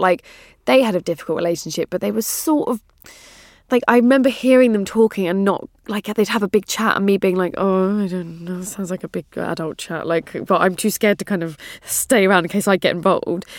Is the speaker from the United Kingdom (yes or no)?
yes; England, United Kingdom; As an English person